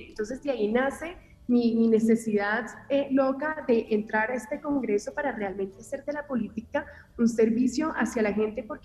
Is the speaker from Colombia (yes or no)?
yes; Colombia; amo a mi nación colombiana que he recorrido por todos, casi todos los departamentos